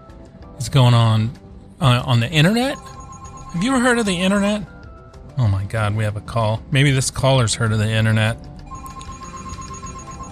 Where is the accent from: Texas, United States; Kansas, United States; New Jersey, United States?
Kansas, United States; Topeka; moved away; I was born in Topeka, believe it or not. Topeka, Kansas